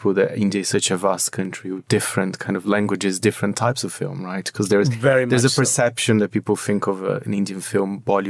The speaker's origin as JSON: {"language": "English", "country": "Brazil", "tie": "born or raised there", "said": "my home country, Brazil"}